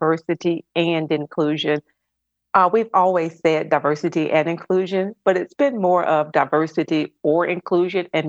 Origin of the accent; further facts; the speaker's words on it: Mobile, Alabama, United States; moved away as an adult; also born or lived in Atlanta, Georgia; I'm originally from Mobile, Alabama, and I've lived in Atlanta for 26 years.